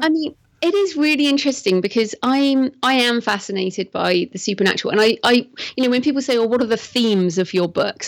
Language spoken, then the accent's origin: English; England, United Kingdom; also born or lived in Bath, England; I'm English, as you can probably tell from my accent, and I live in Bath, which is in the southwest of England